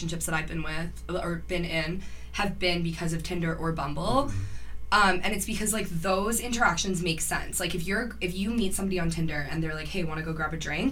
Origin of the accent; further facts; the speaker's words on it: Cambridge, Ontario, Canada; I don't live in Cambridge, but I was born and raised in Cambridge.